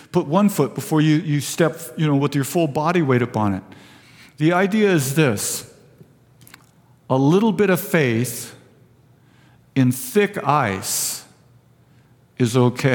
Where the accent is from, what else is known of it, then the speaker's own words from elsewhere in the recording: Vista, California, United States; also born or lived in Fallbrook; I was born and raised in Vista